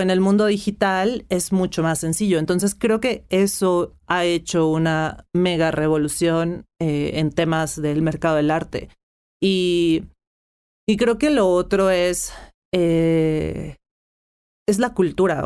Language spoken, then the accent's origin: Spanish; Mexico; first language Spanish; yo soy mexicana, he hablado español, aprendí inglés en una escuela primaria